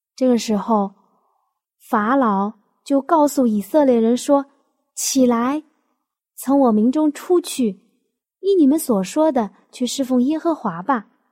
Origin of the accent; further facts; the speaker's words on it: Jiangnan, China; 我们江南人的饮食习惯